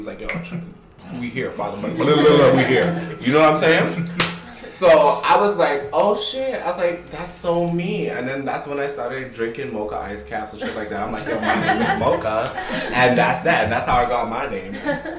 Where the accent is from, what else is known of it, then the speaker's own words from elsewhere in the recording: Montreal, Quebec, Canada; because I was born and raised in Montreal